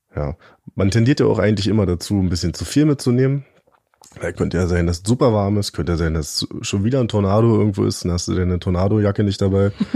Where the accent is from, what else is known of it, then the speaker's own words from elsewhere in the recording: East Germany, Germany; Ich bin ja ein richtiger Ossi